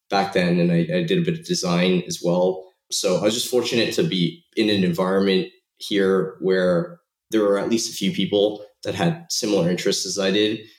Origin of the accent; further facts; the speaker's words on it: Toronto, Ontario, Canada; also born or lived in Shanghai, China; I was, uh, I was born in Shanghai, moved to Toronto and grew up most of my life in Toronto, Canada.